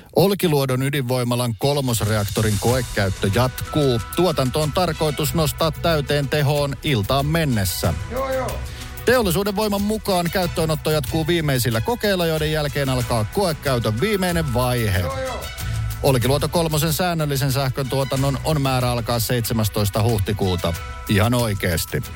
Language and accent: Finnish; Lahti, Päijät-Häme, Finland; now in Helsinki, Finland; Kotikylässäni Laadessa ei raitiovaunuja ollut